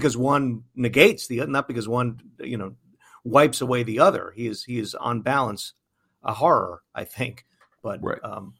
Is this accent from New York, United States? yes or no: yes; New York, United States; But not even just as a New Yorker, I think it's just important.